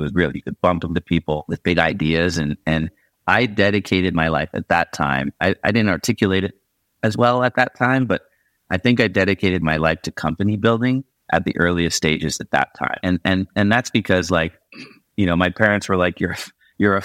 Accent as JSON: {"language": "English", "town": "Markham", "region": "Ontario", "country": "Canada", "tie": "born or raised there", "moved": "as an adult", "lives_now": "San Francisco, United States", "said": "I grew up in Markham, Ontario"}